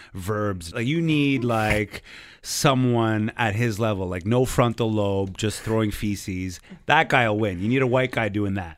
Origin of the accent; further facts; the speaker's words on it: Montreal, Quebec, Canada; I'm a comic from Montreal